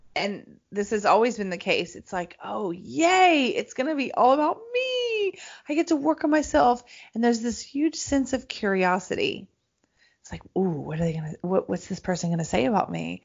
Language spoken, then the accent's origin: English; Greenbrier, Tennessee, United States; I'm from Nashville, Tennessee, right? I'm from a little town